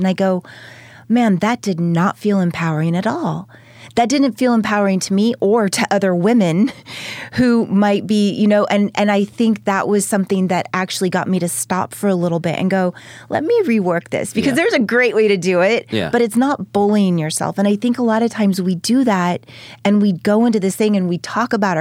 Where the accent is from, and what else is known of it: Texas, United States; born or raised there; moved away as an adult; also born or lived in Ventura, California / Denton, Texas / Fort Worth / Dallas; now in Los Angeles, United States